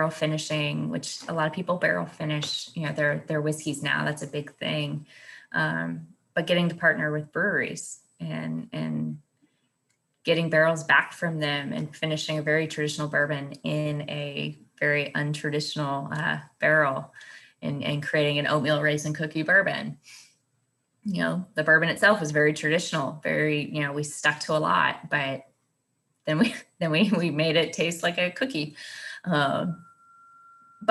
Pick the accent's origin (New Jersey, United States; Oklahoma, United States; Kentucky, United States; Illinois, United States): Kentucky, United States; I was born in Kentucky.